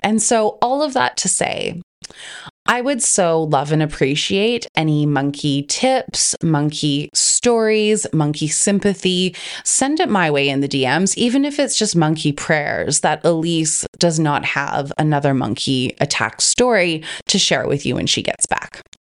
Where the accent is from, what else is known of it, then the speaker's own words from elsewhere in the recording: Canada; now in Australia; I'm originally from Canada. I live in Australia, and so all of my family is overseas